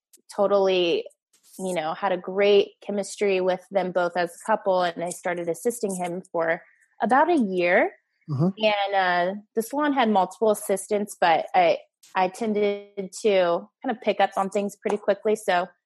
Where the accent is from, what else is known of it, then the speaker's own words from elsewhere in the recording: LA County, California, United States; also born or lived in Orange County, California; now in San Clemente, United States; I'm originally from LA County